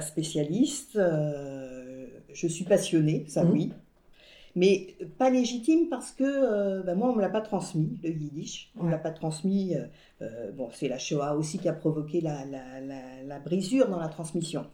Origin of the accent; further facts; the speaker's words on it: France; also born or lived in Paris; now in Rennes, France; je suis née en France. Euh, je parle français